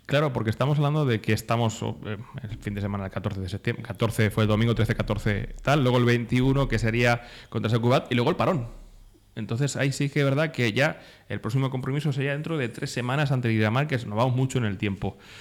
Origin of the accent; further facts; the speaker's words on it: Castilla-La Mancha, Spain; Nosotros somos castellanos y yo soy muy manchego